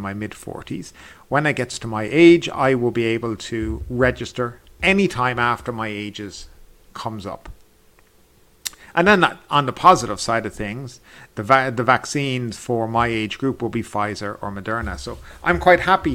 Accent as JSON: {"language": "English", "country": "Ireland", "moved": "as an adult", "lives_now": "Thailand", "said": "I'm from Ireland"}